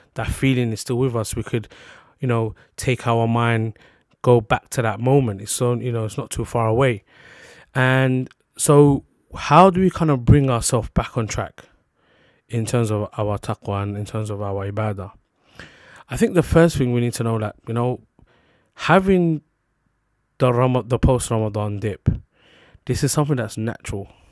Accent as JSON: {"language": "English", "region": "London", "country": "United Kingdom", "tie": "born or raised there", "said": "London was just where I'm based, where I'm from. So I was born in London."}